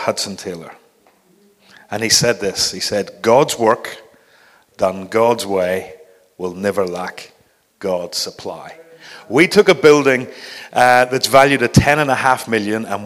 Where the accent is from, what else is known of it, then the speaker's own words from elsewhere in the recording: Belfast, Northern Ireland, United Kingdom; moved away as an adult; also born or lived in London; now in Norwich, United Kingdom; As you can tell, I'm not from London. I'm from Belfast